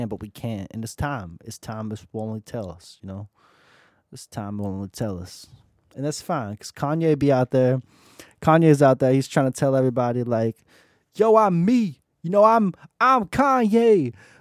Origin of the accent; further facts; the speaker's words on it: Florida, United States; now in Columbus, United States; I'm originally from Florida